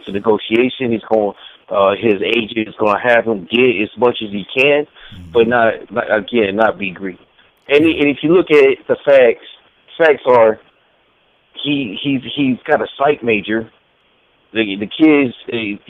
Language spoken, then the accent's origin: English; Dallas, Texas, United States; moved away as an adult; now in Austin, United States; I grew up there in Dallas. I live in Austin now